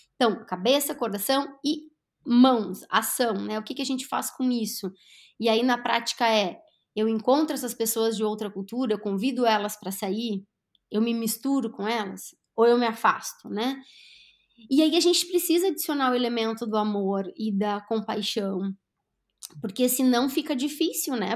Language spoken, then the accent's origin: Portuguese; Brazil; also born or lived in Lagoa Vermelha, Rio Grande do Sul; enquanto brasileira